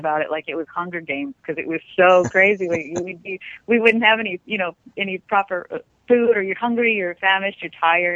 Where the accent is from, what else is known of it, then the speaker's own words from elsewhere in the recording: New Mexico, United States; I come from New Mexico.